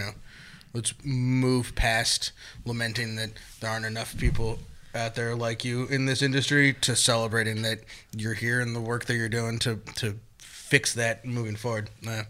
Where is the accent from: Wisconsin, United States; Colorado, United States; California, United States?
California, United States; Sonoma/Napa; my entire life, I growing up in Sonoma Napa vineyards